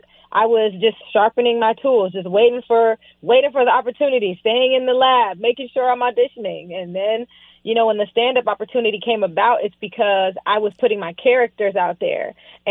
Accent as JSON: {"language": "English", "town": "West Palm Beach", "region": "Florida", "country": "United States", "tie": "born or raised there", "said": "And, you know, I grew up in South Florida. I lived in West Palm. And I lived in the hood."}